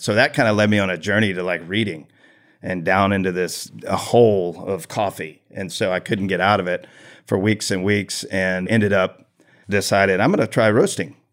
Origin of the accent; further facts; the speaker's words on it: Tomball, Texas, United States; I grew up here in Tomball